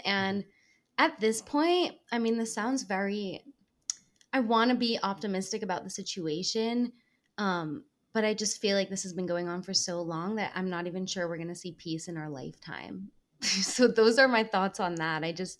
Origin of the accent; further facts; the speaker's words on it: Ra'anana, Central District, Israel; now in New York, United States; first growing up in Israel and Renana in middle school and then moving back here. I bounced back and forth a lot.